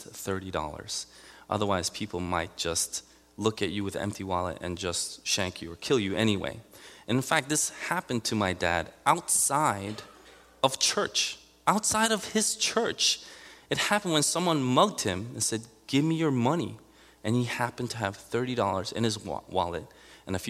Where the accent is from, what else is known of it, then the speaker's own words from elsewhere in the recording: New York City, New York, United States; I grew up in Elmhurst, Queens, in the 70s, 80s